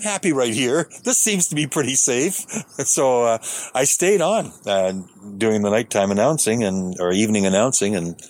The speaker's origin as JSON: {"language": "English", "town": "Sudbury", "region": "Ontario", "country": "Canada", "tie": "born or raised there", "said": "Because growing up in Sudbury, the golf courses didn't open sometimes till June."}